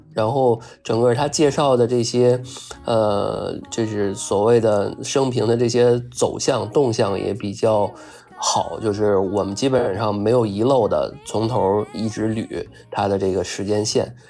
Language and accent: Chinese; Beijing, China; 咱们北京这边儿人